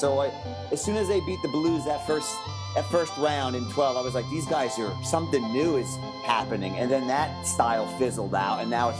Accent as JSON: {"language": "English", "town": "New York City", "region": "New York", "country": "United States", "tie": "born or raised there", "said": "I was born in Staten Island"}